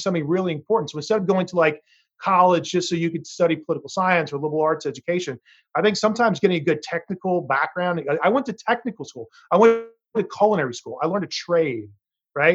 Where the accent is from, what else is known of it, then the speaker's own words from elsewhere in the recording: Greenville, South Carolina, United States; also born or lived in New York City; now in San Francisco, United States; my hometown of Greenville, South Carolina